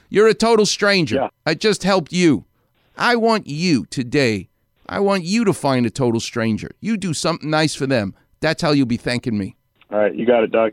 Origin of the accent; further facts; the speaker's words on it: New York, United States; now in Los Angeles, United States; I'm a New Yorker, which is is in me.